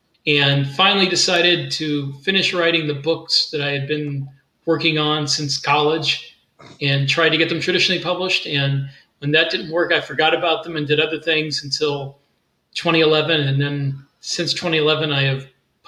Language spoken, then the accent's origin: English; Tampa, Florida, United States; also born or lived in Hawaii; Well, I am from Central Florida. I've lived here most of my life. I was born in Tampa. I was a history major in college, and I got commissioned into the U.S. Army, spent some time on active duty in the 25th Infantry Division in Hawaii.